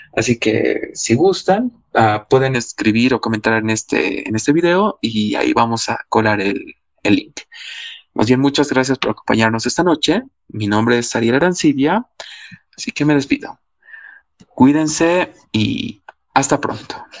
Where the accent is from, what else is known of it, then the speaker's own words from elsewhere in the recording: Cochabamba, Bolivia; yo soy cochabambino